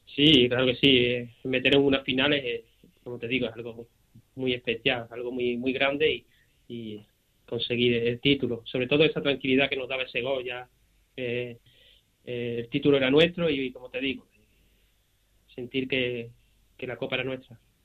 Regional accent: Seville, Andalusia, Spain; Yo que soy de aquí, de Sevilla, eh, he nacido y, he crecido aquí

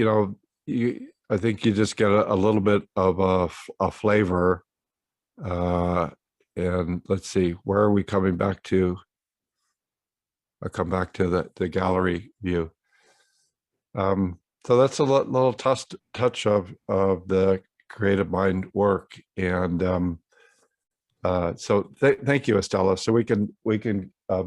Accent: San Francisco, California, United States; We're from San Francisco

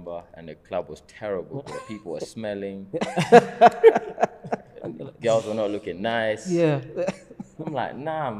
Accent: Kenya; So I remember me saying, obviously, I'm Kenyan. Also British.

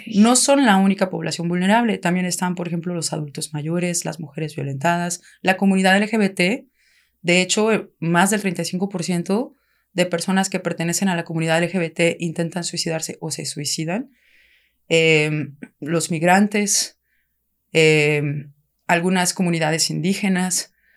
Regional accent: Querétaro, Mexico; moved away as an adult; also born or lived in France; yo soy de Querétaro, mi familia somos de Querétaro.

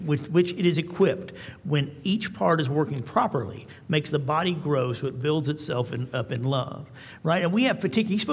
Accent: Tullahoma, Tennessee, United States; I'm from Tullahoma, which is a small town in Tennessee

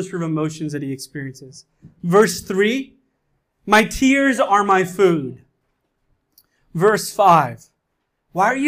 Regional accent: India; now in New York City, United States; I'm an Indian. I come from a culture that smothers emotions

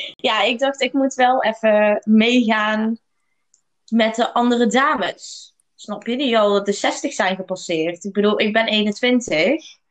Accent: Eindhoven, North Brabant, Netherlands; moved away as an adult; now in Lanzarote, Spain; Ik kom uit Eindhoven, maar ik ben afgelopen jaar naar het zonnige Rood verhuisd

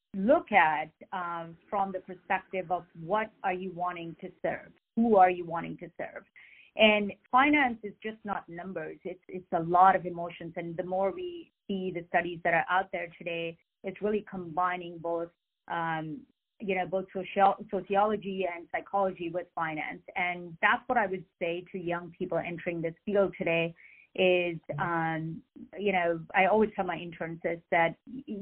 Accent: India; moved away as an adult; now in United States; I am an immigrant from India. I came to the U.S. about 25 some years ago

